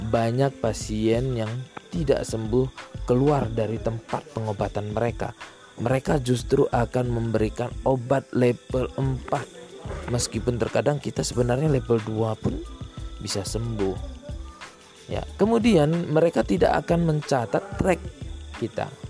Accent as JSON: {"language": "Indonesian", "region": "Aceh", "country": "Indonesia", "tie": "born or raised there", "said": "pengobatan-pengobatan di kampung saya sendiri ya di kampung saya di Aceh itu biasanya ketika pengobatan itu diadakan di bukan di lembaga pemerintahan"}